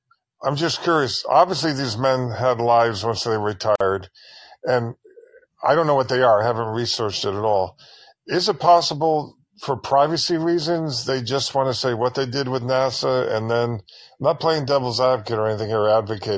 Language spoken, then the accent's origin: English; Connecticut, United States; I grew up in Connecticut. I have fond memories of growing up here